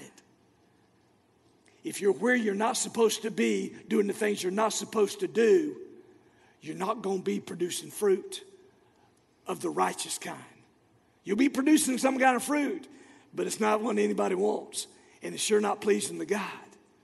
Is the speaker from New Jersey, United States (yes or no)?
no; Florida, United States; moved away; my hometown of Florida